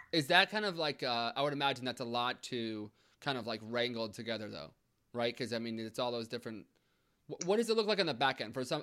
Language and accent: English; United States; we're from uh, the New York, New Jersey kind of border area